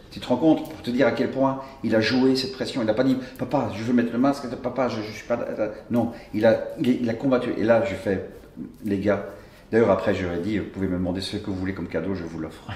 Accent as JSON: {"language": "French", "town": "Brussels", "region": "Brussels-Capital Region", "country": "Belgium", "tie": "born or raised there", "said": "je suis bruxellois"}